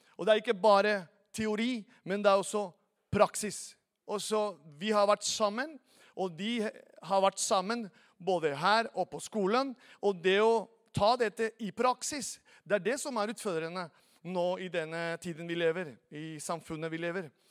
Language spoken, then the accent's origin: Norwegian; Venezuela; Norwegian is a second language; now in Norway; er opprinnelig fra Venezuela